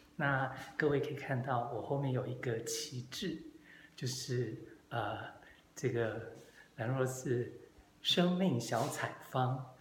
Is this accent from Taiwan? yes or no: yes; Taipei, Taiwan; moved away as an adult; now in Taitung, Taiwan; 我自己本身是所谓的天龙国人， 就是生在台北，长在台北。 那当然工作也都在台北